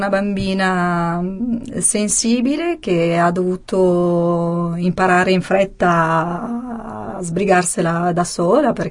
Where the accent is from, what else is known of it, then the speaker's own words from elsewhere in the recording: Sicily, Italy; born there; sì, sono nata in Sicilia, in provincia di, di Ragusa, e ovviamente vivo da tanti anni qui al nord e quindi ho perso mm, l'accento